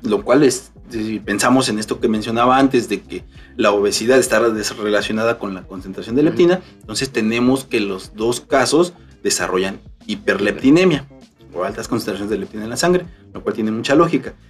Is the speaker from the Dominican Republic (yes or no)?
no; Mexico; Nosotros como mexicanos estamos acostumbrados a comer tortilla de maíz